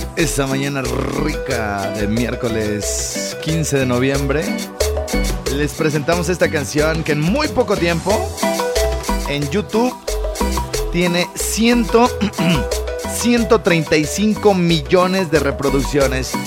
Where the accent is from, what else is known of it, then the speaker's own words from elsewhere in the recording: Morelia, Michoacán, Mexico; lejos de Morelia, lejos de mi tierra